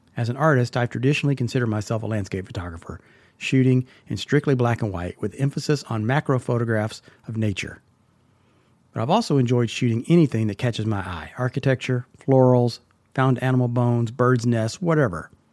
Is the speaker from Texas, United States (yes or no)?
yes; Texas, United States; now in Tennessee, United States; I grew up in Texas